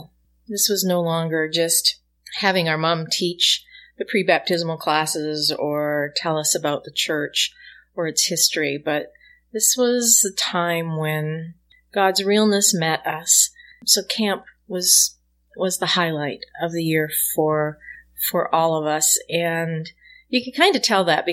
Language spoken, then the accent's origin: English; Saskatchewan, Canada; And I'm originally from Saskatchewan in Western